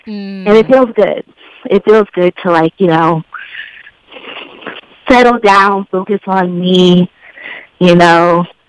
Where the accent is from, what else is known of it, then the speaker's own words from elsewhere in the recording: Chicago, Illinois, United States; I'm from the South Suburbs